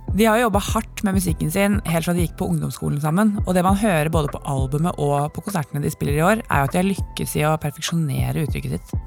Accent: Oslo, Norway; Jeg vokste opp på Kampen, samme sted som et par av de seks gutta kommer fra

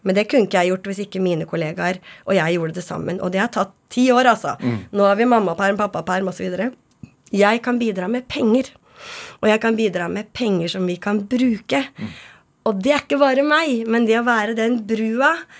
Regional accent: Nes, Akershus, Norway; Jeg er fra Nes på Romerike.

